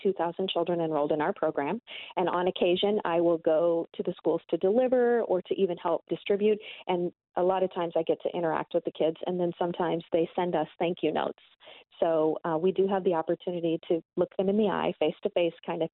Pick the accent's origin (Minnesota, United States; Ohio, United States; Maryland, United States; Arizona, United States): Arizona, United States; Glendale; the neighborhood I grew up in over in Glendale